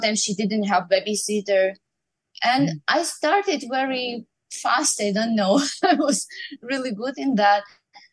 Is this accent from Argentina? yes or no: no; Ukraine; moved away; I grew up in Ukraine